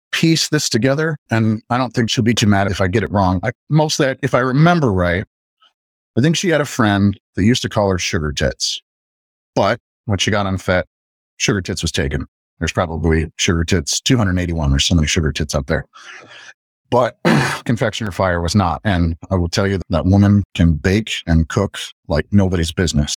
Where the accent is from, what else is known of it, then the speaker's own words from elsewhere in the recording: Midwest, United States; I'm from the Midwest